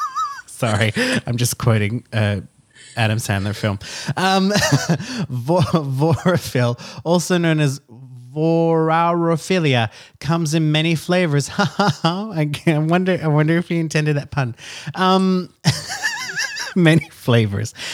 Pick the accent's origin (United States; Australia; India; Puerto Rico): Australia; now in France; I'm an Australian citizen.